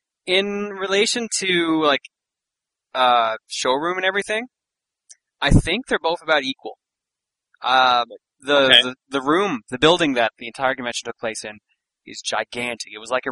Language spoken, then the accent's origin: English; East Coast, United States; now in West Coast, United States; Yes, well, I'm back in the West Coast now, but I am from the East Coast.